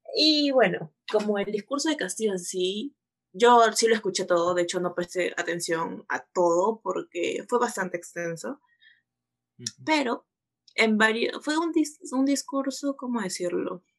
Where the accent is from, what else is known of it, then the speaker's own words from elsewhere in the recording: Peru; somos de Perú